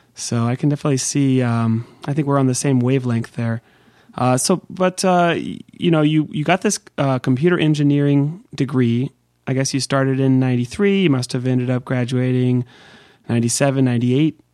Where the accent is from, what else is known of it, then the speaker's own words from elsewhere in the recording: Bay Area, California, United States; the Bay Area where I grew up in California